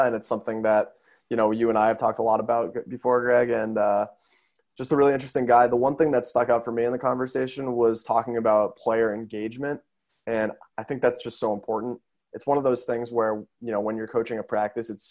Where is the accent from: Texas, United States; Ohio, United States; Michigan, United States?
Ohio, United States; Cincinnati; I'm from Cincinnati